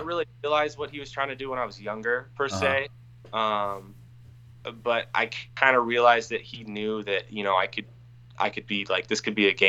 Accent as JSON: {"language": "English", "town": "Beaverton", "region": "Oregon", "country": "United States", "also_born_or_lived": "Sherwood", "said": "I'm from Beaverton."}